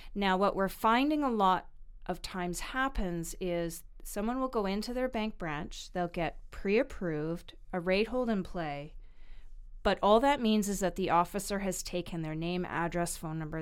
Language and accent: English; Vancouver, British Columbia, Canada; I was born and raised in Vancouver